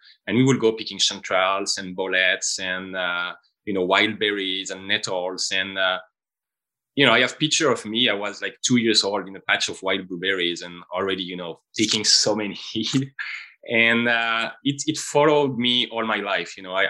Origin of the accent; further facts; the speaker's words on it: France; English is a second language; moved away as an adult; also born or lived in Quebec City, Canada / Australia; I'm coming from France as well.